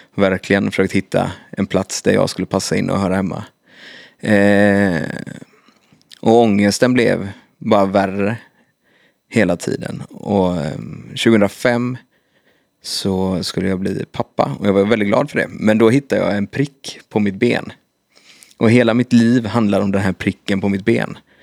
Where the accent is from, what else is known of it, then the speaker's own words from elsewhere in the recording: Kungälv, Västra Götaland, Sweden; i Kungälv, där jag kommer ifrån